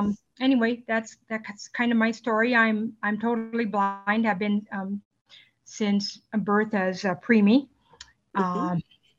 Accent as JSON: {"language": "English", "town": "Clark", "region": "South Dakota", "country": "United States", "tie": "born or raised there", "also_born_or_lived": "Aberdeen, South Dakota", "said": "I'm from, Aberdeen, South Dakota. But I spend a good portion of my time in my hometown of Clark, South Dakota, about 75 miles between the two locations."}